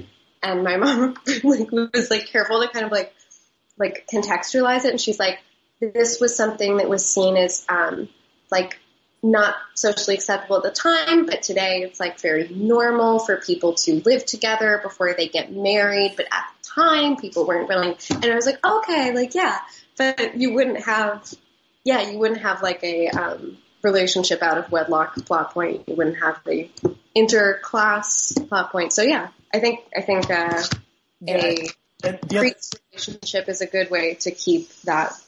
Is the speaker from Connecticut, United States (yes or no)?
no; New Jersey, United States; growing up in New Jersey